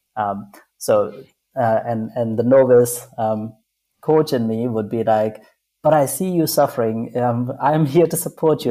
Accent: Pakistan; I grew up in Pakistan

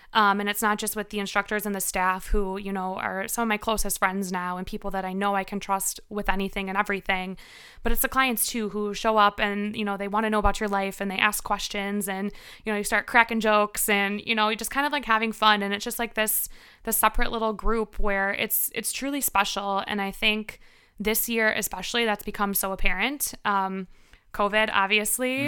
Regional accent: Winfield, Illinois, United States; moved away as an adult; also born or lived in Milwaukee; I grew up in Winfield

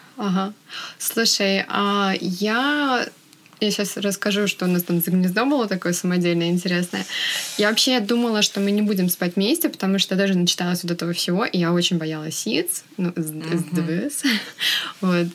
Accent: Russia; moved away as an adult; now in California, United States; Мы обе родом из России, но сейчас живем в Америке. Я живу в Калифорнии примерно полтора года

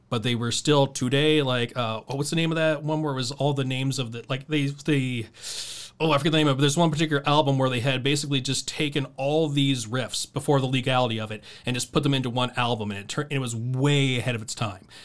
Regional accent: Dayton, Ohio, United States; I'm from North Dayton

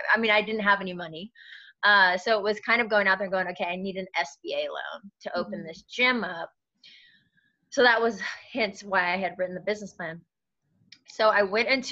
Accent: Sacramento, California, United States; in Northern California, in Sacramento. Nice. That's where I'm originally from

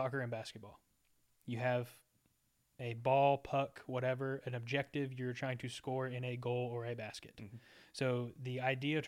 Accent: Texas, United States; growing up in Texas in the South

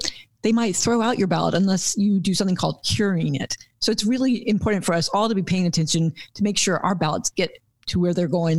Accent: Charleston, South Carolina, United States; moved away as an adult; now in Czech Republic; I'm actually from Charleston, South Carolina, but I vote in North Carolina because it's where I last resided before I moved abroad.

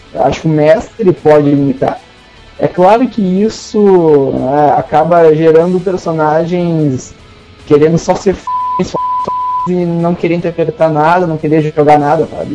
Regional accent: South Region, Brazil; e a gente é do Sul

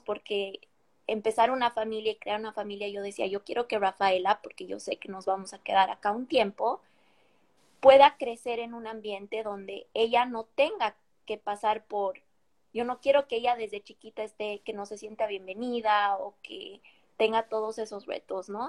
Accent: La Paz, Bolivia; moved away as an adult; now in Seattle, United States; nací, crecí en La Paz, Bolivia. Crecí toda mi vida ahí hasta como hace unos seis años o siete que me mudé acá a Estados Unidos

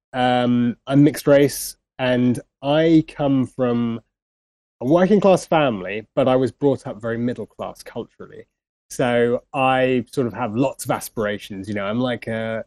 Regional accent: Radlett, East of England, United Kingdom; also born or lived in London; I'm a Londoner, you know, born bang in the center of London, I grew up in Radlett, like just outside of London.

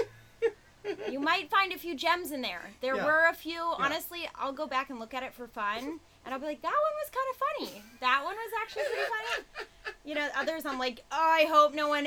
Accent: Boston, Massachusetts, United States; also born or lived in New York; now in Los Angeles, United States; I'm from Boston originally, and then I lived in New York for 3 years.

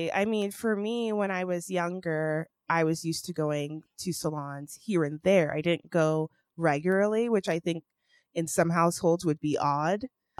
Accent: Sacramento, California, United States; also born or lived in Atlanta, Georgia; I grew up in Sacramento, which is a predominantly white city.

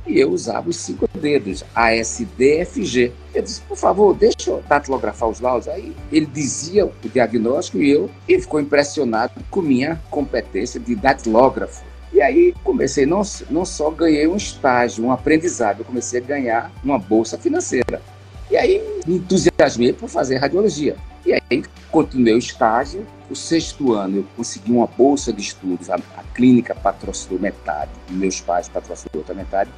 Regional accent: Recife, Pernambuco, Brazil; eu nasci em 1950 em Recife

